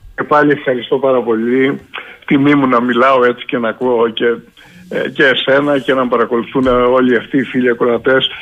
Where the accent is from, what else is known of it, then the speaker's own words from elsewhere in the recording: Crete, Greece; Εγώ ζω στην περιφέρεια. Δεν έφυγα ποτέ από τον τόπο μου. Είμαι εδώ, δουλεύω εδώ